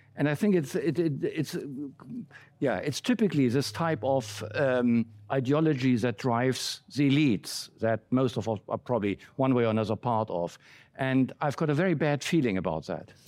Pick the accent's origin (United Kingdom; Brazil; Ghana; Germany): Germany; Berlin; moved away; I grew up in West Berlin